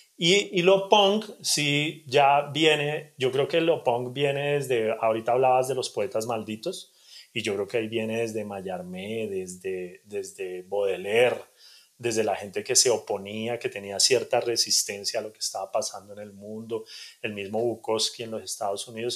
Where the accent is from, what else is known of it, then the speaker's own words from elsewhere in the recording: Bogotá, Colombia; also born or lived in Cali / Soacha; realmente crecí en Cali hasta los 7, 8 años y después por cosas de negocios resultamos en Bogotá y, yo crecí en la localidad de Suba